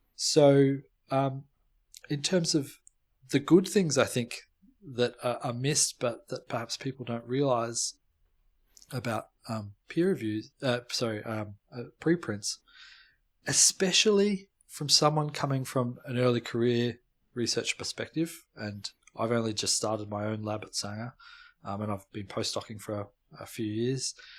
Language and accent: English; Melbourne, Victoria, Australia; moved away as an adult; now in Cambridge, United Kingdom; I'm originally from Melbourne, born and bred